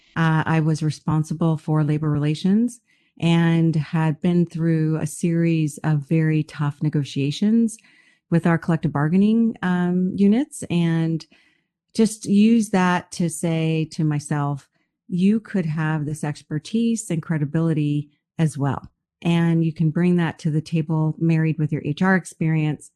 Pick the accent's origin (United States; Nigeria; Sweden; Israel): United States; moved away as an adult; also born or lived in Bahamas / Canada; I'm from the United States